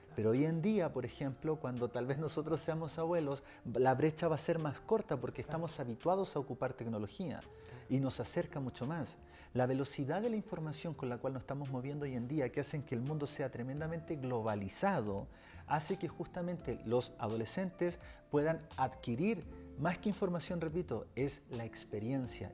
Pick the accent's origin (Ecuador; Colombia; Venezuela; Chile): Chile; yo vengo desde Chile